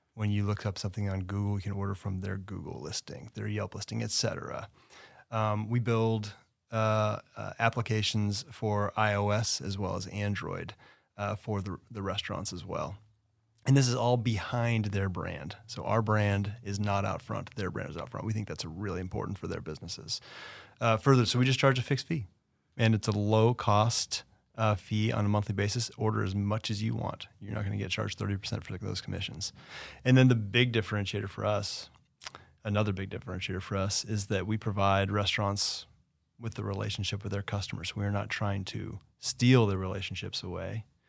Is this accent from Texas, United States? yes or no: no; Los Angeles, California, United States; It's my hometown. I love L